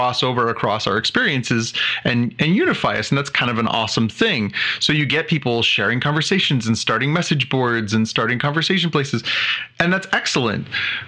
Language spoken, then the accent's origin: English; Canada; being Canadian